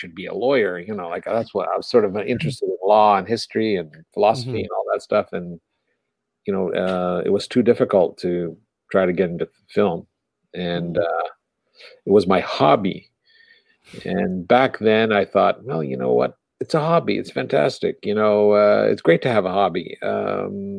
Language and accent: English; Montreal, Quebec, Canada; moved away; also born or lived in Ontario; I'm from Montreal, Canada, which was a French city, and it was more European. And then we moved to Ontario